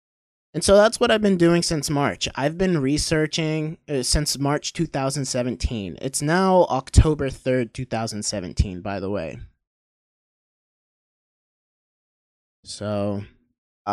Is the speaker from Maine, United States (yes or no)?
yes; Maine, United States; moved away as an adult; also born or lived in Maryland / Pennsylvania; I was born in Maryland and moved to Maine, and I don't even remember Maryland. I grew up in Maine until I was 18.